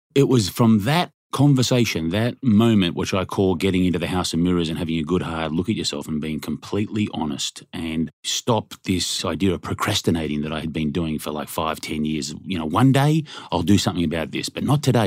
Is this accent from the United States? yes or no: no; Australia; moved away; I'm from Australia